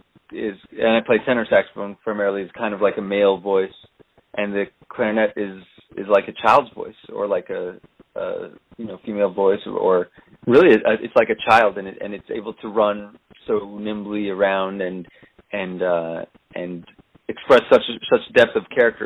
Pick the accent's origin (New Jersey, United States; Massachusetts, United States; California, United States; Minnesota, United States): Massachusetts, United States; Boston; moved away as an adult; also born or lived in Israel; now in New York City, United States; I moved when I was 4 to Boston. So I grew up in Boston